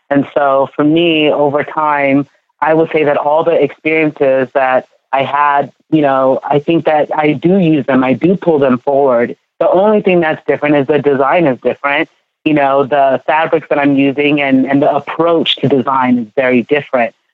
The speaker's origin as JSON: {"language": "English", "country": "Ghana", "moved": "yes", "lives_now": "United States", "said": "You know, I am from Ghana, but I feel like because I moved here to the US and I live in this like melting pot and it's been this, you know, cultural mixing, I feel like that's how I mix it"}